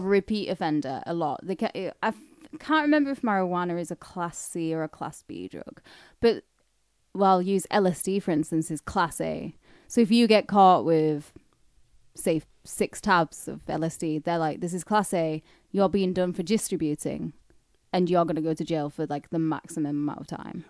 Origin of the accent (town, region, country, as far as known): the north of England, United Kingdom; born or raised there; accent: northern; also born or lived in Camden, London